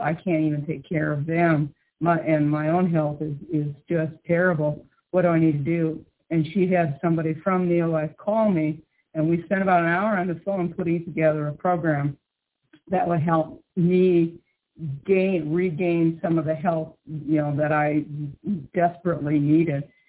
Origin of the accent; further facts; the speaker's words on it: Midwest, United States; I grew up in the Midwest on a farm